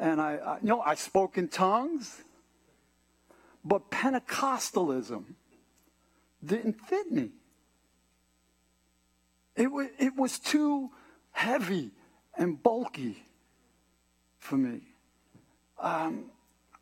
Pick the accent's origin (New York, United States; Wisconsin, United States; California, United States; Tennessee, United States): New York, United States; New York City; Born and raised in New York City. You can tell by the way I talk.